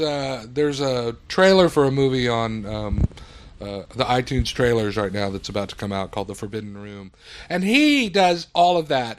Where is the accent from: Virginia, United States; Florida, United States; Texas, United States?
Texas, United States; South; I grew up in South Texas